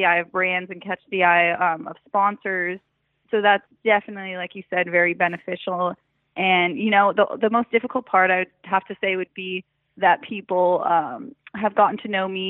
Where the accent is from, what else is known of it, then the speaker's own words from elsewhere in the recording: Colorado, United States; I grew up snowmobiling, four-wheeling. I'm from Colorado